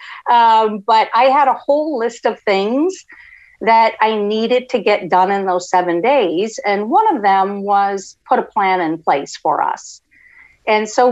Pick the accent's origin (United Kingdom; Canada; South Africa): Canada; moved away as an adult; also born or lived in Florida; now in United States; I'm originally from Canada and then immigrated to the States back in 1989, and we came to Florida.